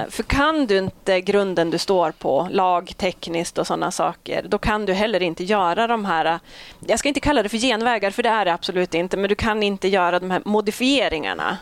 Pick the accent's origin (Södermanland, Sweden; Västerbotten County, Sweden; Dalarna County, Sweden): Västerbotten County, Sweden; Malå; Jag är ju från Västerbottens inland, en eh, superliten kommun mm. Eh, som heter Malå